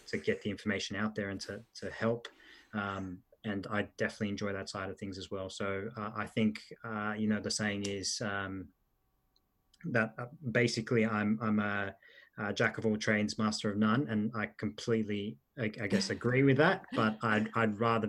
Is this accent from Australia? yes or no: yes; Australia; English is a second language; also born or lived in Italy; I was born in Italy. The process of moving to Australia was a difficult one, particularly with learning the language. So I moved over. I did a little bit of schooling over in Italy. I did a little bit of most of my schooling here. So I moved over when I was in year one, the end of year one